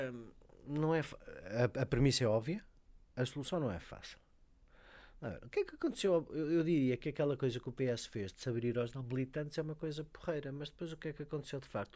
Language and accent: Portuguese; Lisbon, Portugal; Eu sou lisboeta, mas gosto de dizer que sou de Cora